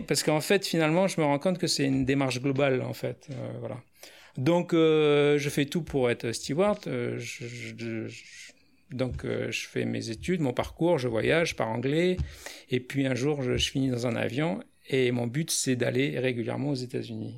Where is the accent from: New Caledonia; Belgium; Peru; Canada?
New Caledonia; j'ai grandi en Nouvelle-Calédonie